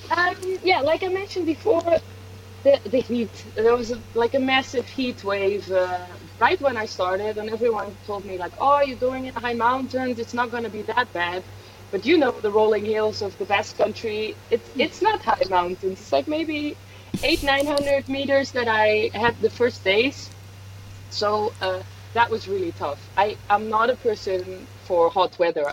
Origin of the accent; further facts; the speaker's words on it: Netherlands; moved away as an adult; also born or lived in Swedish Lapland / San Sebastián / Switzerland; I am from the Netherlands, so that's where I spent the first uh, yeah 10, 20, 25 years.